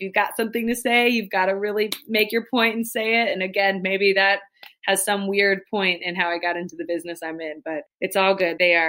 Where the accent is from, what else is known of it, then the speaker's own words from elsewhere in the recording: Kansas City, United States; moved away as an adult; also born or lived in Georgia / Wisconsin; now in Sheboygan, United States; I grew up in Kansas City, wanted to go to a great J school, found Georgia